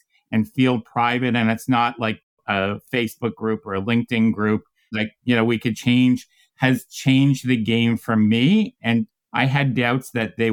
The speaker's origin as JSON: {"language": "English", "country": "Canada", "tie": "born or raised there", "said": "I grew up in Canada playing hockey"}